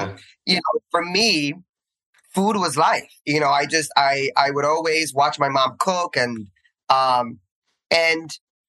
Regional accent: Union City, New Jersey, United States; moved away as an adult; also born or lived in Hoboken, New Jersey; now in New York, United States; I am born and raised in Hoboken, raised in Union City, based in New York.

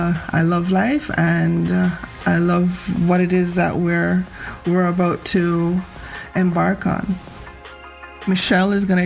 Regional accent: Jamaica; also born or lived in Bermuda; now in British Columbia, Canada; I am one of the M's in MVM. I hail from Jamaica via Bermuda. I was conceived on the rock and born in Bermuda, but I am through and through Jamaican, living in beautiful BC, mother of four plus children and six plus grandchildren.

